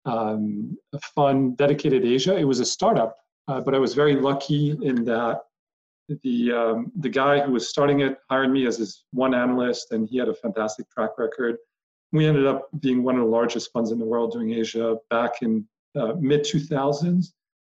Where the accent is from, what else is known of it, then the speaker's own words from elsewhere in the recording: Paris, Île-de-France, France; moved away as an adult; now in United States; grew up in Paris, French and American, and moved to the States initially to play golf